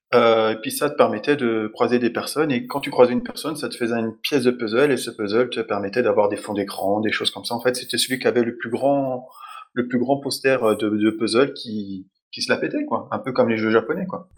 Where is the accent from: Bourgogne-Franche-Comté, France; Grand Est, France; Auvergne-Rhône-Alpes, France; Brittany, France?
Bourgogne-Franche-Comté, France; Dijon; je suis de Dijon aussi